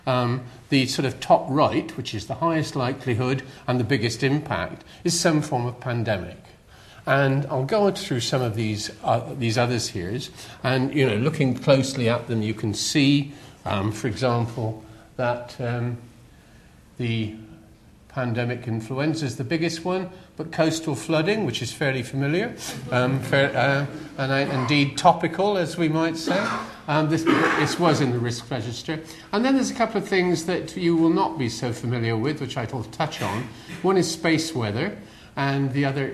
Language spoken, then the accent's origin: English; West Country, South West England, United Kingdom; accent: West Country; as you can probably tell from my accent, I'm from the West Country